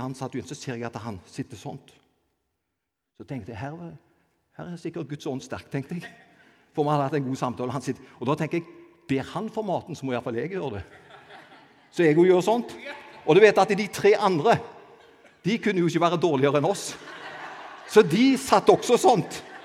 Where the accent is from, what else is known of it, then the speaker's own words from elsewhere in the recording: Avaldsnes, Rogaland, Norway; jeg er egentlig fra Avaldsnes, født og oppvokst på Avaldsnes